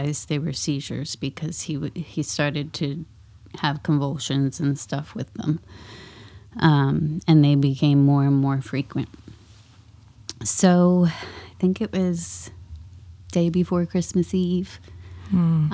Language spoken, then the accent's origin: English; New Jersey, United States; moved away as an adult; now in Northwest Arkansas, United States; I'm originally from New Jersey, so I've been here about half my life